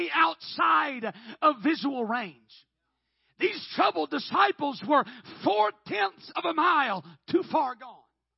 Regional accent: Oklahoma, United States; I'm from Oklahoma

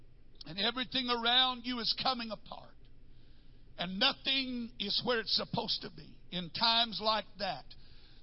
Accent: North Texas, United States; I grew up in North Texas, and we had tornadoes

